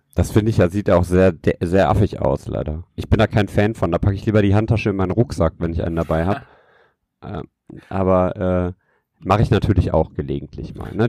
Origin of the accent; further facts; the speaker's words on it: Düsseldorf, North Rhine-Westphalia, Germany; ich als kleiner Stadtjunge hier